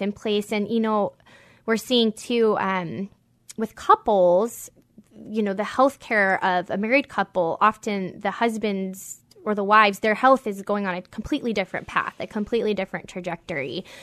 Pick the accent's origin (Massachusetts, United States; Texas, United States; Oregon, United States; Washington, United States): Washington, United States; Whidbey Island; I'm from, I grew up on Whidbey Island